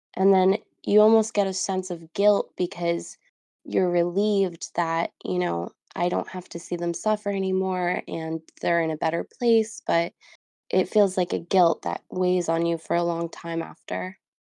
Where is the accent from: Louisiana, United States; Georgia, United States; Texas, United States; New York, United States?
New York, United States; now in New Jersey, United States; I currently live in New Jersey, but I'm from New York